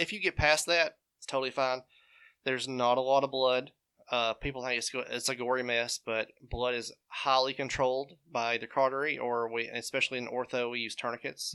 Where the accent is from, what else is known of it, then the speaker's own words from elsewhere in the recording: Nauvoo, Alabama, United States; also born or lived in Birmingham, Alabama; I was born and raised in Nauvoo, Alabama.